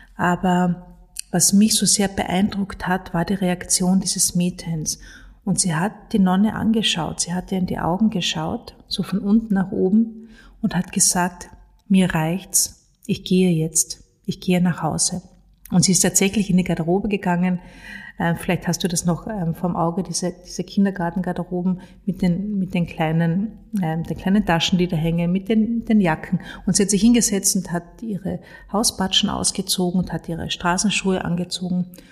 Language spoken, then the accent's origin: German; Carinthia, Austria; ich bin in Kärnten aufgewachsen, im Süden von Österreich